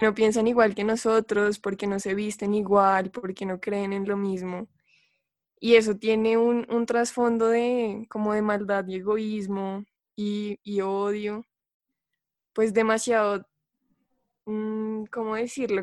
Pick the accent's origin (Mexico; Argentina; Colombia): Colombia; Colombia, que es de donde vengo